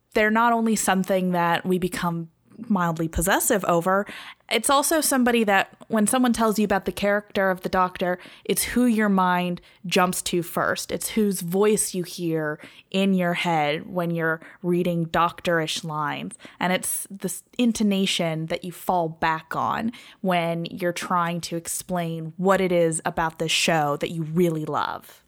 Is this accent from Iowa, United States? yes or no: no; California, United States; I'm from California